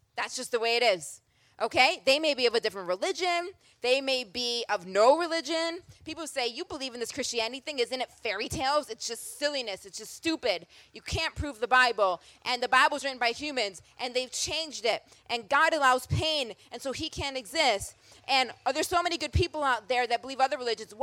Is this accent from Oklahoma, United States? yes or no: no; Rochester, New York, United States; also born or lived in Philadelphia, Pennsylvania / Boston, Massachusetts; now in Atlanta, United States; born and raised in Rochester, New York